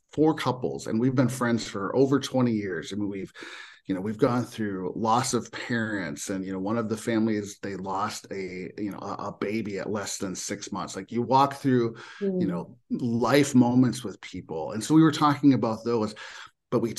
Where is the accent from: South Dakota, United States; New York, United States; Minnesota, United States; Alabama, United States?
Minnesota, United States; born and raised in Minnesota